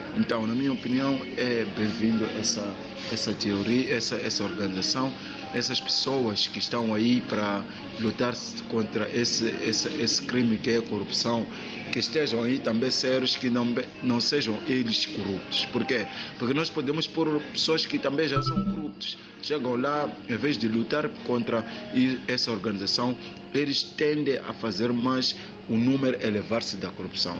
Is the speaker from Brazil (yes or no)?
no; Mozambique; eu sou moçambicano